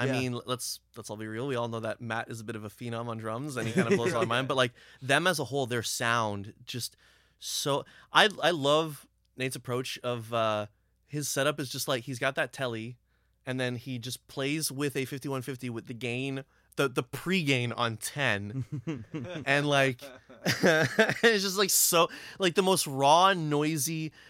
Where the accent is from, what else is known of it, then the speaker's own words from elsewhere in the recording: Brampton, Ontario, Canada; I'm from Brampton, mm-hmm. right? Like, I still live in Brampton now.